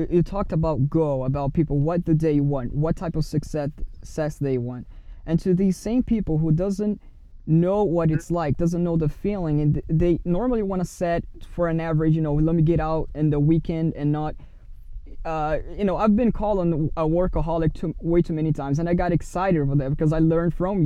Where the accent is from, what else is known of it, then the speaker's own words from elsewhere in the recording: Brazil; now in United States; I'm from Brazil